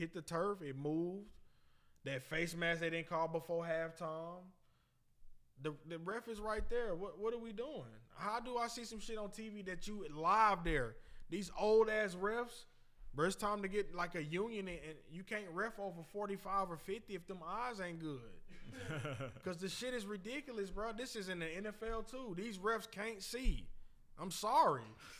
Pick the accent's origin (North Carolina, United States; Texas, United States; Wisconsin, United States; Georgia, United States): Georgia, United States; Athens; I'm from Athens.